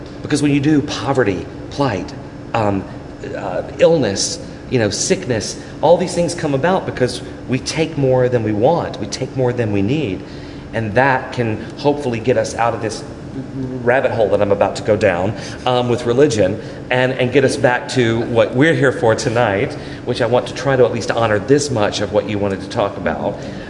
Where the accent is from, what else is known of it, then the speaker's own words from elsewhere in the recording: New York City, New York, United States; Because look, I mean, I grew up in New York. Donald Trump went to my church.